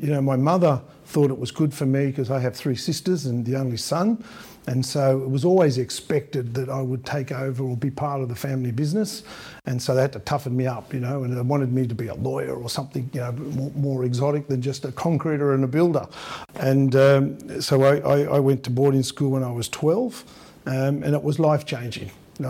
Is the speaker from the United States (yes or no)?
no; Australia; It wasn't easy to be an immigrant Italian that, you know, sort of looked or ate a bit differently to everybody else.